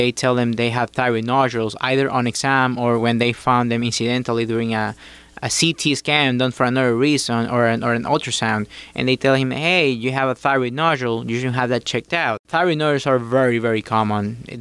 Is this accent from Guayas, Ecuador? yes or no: yes; Guayaquil, Guayas, Ecuador; moved away as an adult; also born or lived in Morristown, New Jersey / Miami, Florida; now in United States; I attended medical school at Universidad Católica of Guayaquil. That's my hometown.